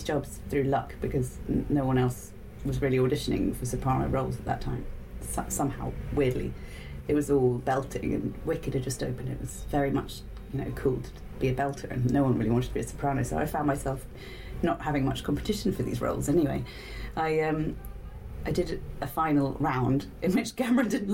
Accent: Winchester, South East England, United Kingdom; where I grew up in Winchester

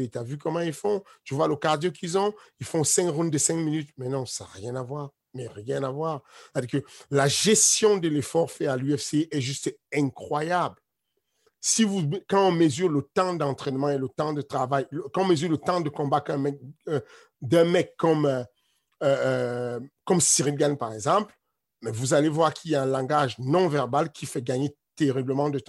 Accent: Cameroon; mon village natal ou, le village de mes parents au Cameroun, ça s'appelle Ivodoula

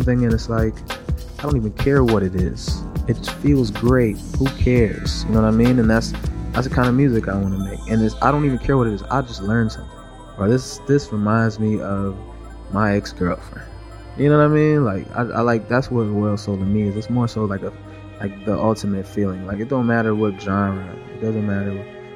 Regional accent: Miami, Florida, United States; me being a singer and growing up in Miami and being Jamaican

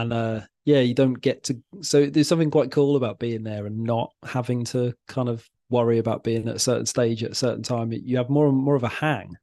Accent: Wales, United Kingdom; now in Wallasey, United Kingdom; I'm from Wales originally

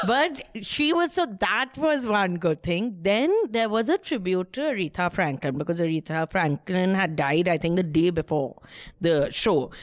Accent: Kolkata, West Bengal, India; I'm from small town, Calcutta

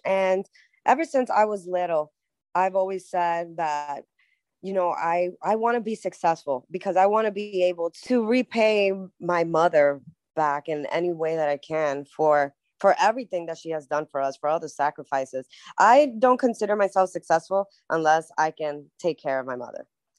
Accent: Queens, New York, United States; Yes, I am from Queens, New York, baby.

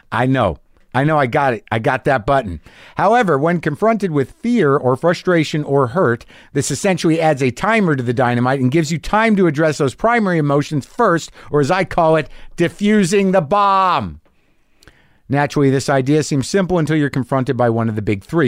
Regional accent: Albuquerque, New Mexico, United States; moved away; my hometown of Albuquerque, New Mexico

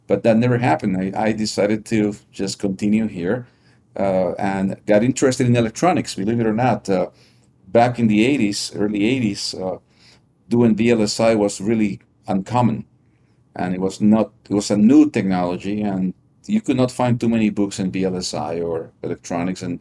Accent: Lima, Peru; moved away as an adult; also born or lived in New York, United States; I, I grew up in uh, Lima, Peru.

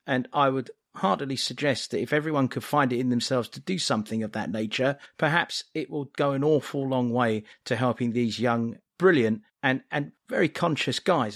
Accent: England, United Kingdom; now in United States; being English and living abroad

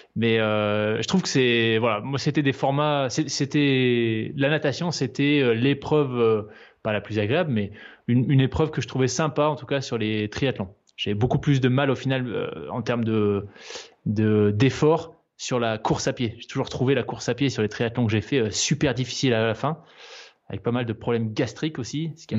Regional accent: Provence-Alpes-Côte d'Azur, France; also born or lived in New Caledonia / Switzerland; now in Aix-en-Provence, France; J'ai grandi en Nouvelle-Calédonie, puis ensuite, une fois qu'on était euh, de retour en France métropolitaine, sur la Côte d'Azur.

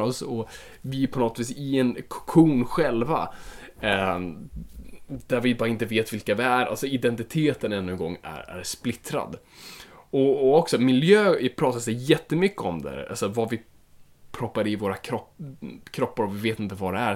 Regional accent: Finland; Jag är finländare

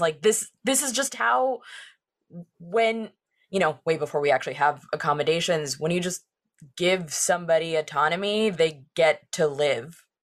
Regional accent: Orange County, California, United States; growing up in Orange County that has such, like, a pretty veneer on it

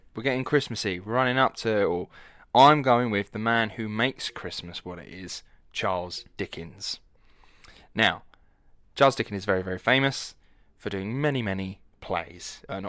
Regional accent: United Kingdom; accent: Estuary; I was like, but I'm not from London. I have what's called an estuary accent, which is a mixture between London and Essex.

